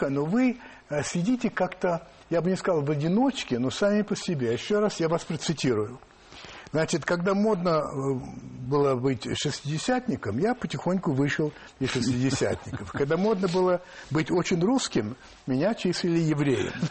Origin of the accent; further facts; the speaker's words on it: Saint Petersburg, Russia; now in Moscow, Russia; Я всегда петербуржец, но я давно уже москвич.